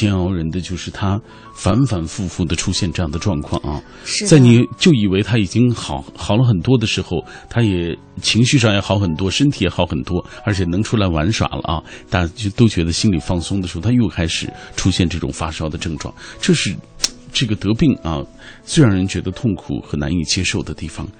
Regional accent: China; 我们中国人有一句话说：“白发人送黑发人。”

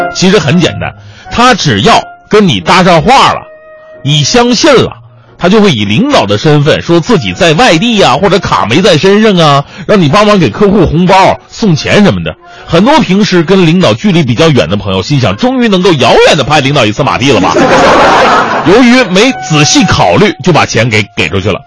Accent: Changchun, Jilin, China; moved away; 我们老家长春有个夜间电台节目叫李大夫热线

